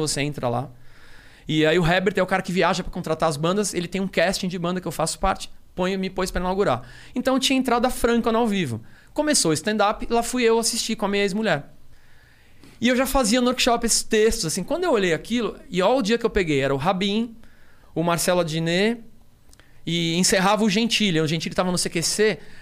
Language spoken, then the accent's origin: Portuguese; Rio de Janeiro, Brazil; eu sou do Rio